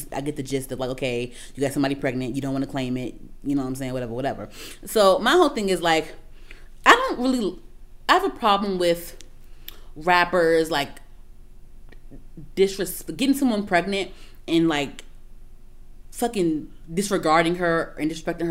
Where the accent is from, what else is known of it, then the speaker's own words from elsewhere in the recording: New York, United States; Like I said, I come from New York too.